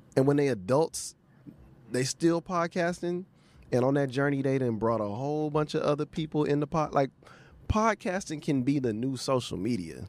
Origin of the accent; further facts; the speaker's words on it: Houston, Texas, United States; moved away; also born or lived in New Orleans; I'm from Houston, lived in New Orleans